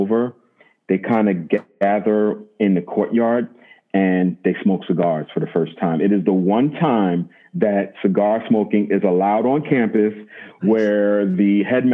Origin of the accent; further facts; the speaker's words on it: United States; I'm American